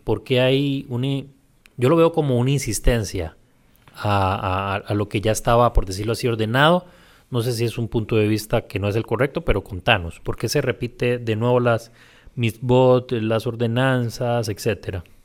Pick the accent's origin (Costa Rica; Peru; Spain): Costa Rica; Puntarenas; now in San José, Costa Rica; yo que soy de Punta Arenas, pese a que soy del puerto